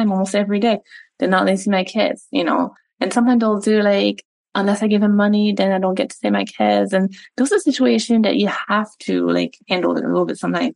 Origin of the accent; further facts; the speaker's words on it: Montreal, Quebec, Canada; first language French; English is a second language; moved away as an adult; now in United States; So I was recruited to play tennis for USF when I was 19, 18, from Montreal. So spoke French my entire life. That was my first language.